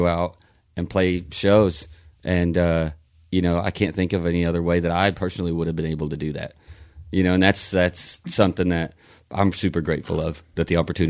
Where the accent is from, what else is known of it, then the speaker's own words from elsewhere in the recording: Lindsay, Oklahoma, United States; I grew up in Lindsay, you know, and that town is almost exactly the same population as Mayberry.